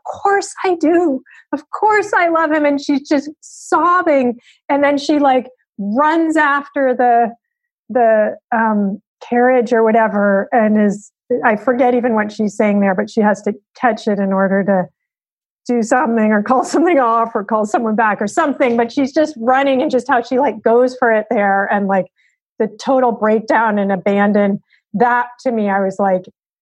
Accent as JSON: {"language": "English", "town": "Berkeley", "region": "California", "country": "United States", "tie": "born or raised there", "said": "I grew up in Berkeley"}